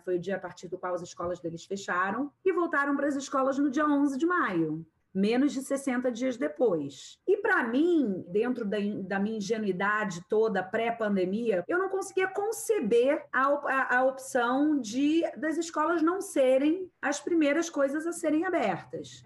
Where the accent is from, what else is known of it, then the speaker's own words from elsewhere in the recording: Rio de Janeiro, Brazil; eu sou carioca